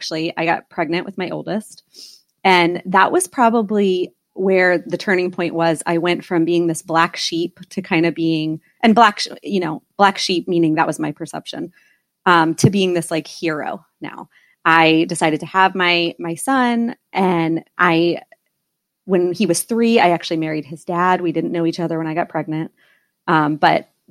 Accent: East Coast, United States; I was born and raised on the East Coast

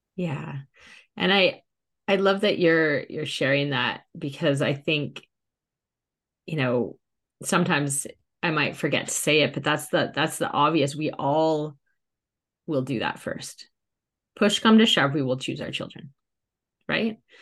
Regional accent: Canada; moved away; also born or lived in England; my whole adult life and my children's whole life at that point had been in England, even though we're Canadian

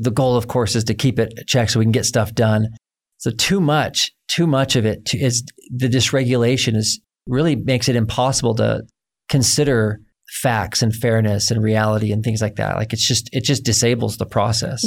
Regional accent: United States; growing up as an American man

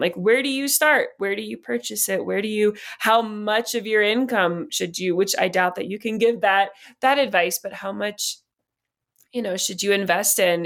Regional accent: West Virginia, United States; I grew up in West Virginia, and so there was a lot of, um, it's one of the poorest states in the country

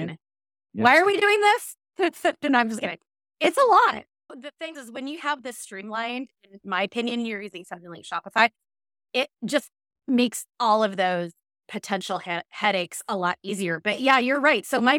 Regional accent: Washington, United States; also born or lived in New Jersey; I grew up in Washington and some people say Washington and I just think that's totally wrong.

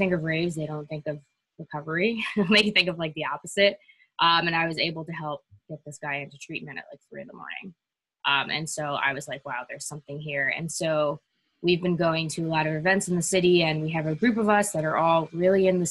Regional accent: New York City, New York, United States; I'm from New York City

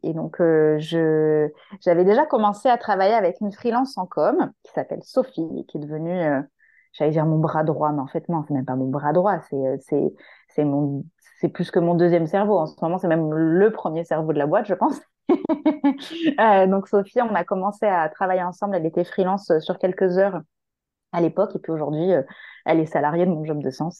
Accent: Marseille, Provence-Alpes-Côte d'Azur, France; moved away as an adult; also born or lived in Paris region; moi je suis marseillaise à la base, j'étais partie faire mes études en région parisienne

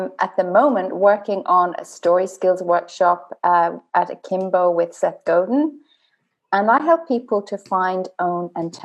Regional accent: Dublin, Leinster, Ireland; I grew up in Dublin, which is the storytelling capital of the world

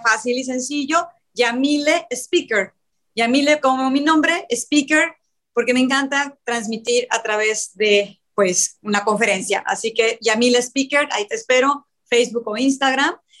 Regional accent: Mexico; also born or lived in Cancún; yo soy de México, vivo en Cancún en la actualidad

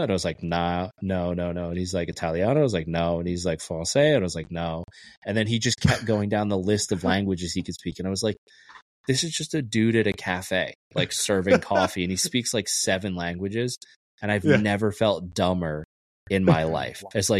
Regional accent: Texas, United States; moved away; I grew up in Texas

